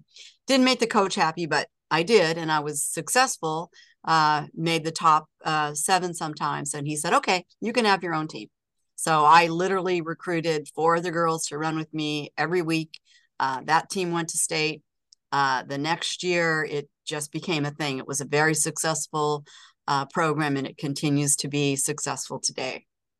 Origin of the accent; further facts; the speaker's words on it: Oregon, United States; also born or lived in Los Angeles, United States; Well, I was born in Los Angeles and my family moved to Oregon when I was 12.